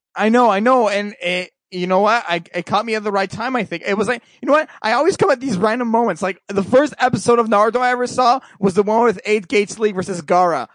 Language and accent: English; Canada; I'm from Canada